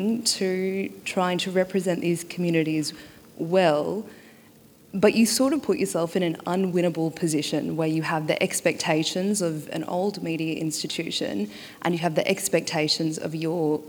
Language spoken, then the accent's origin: English; Torres Strait Islands, Queensland, Australia; moved away; I am from the Torres Strait Islands. It's a small group of islands on the very tip of Australia.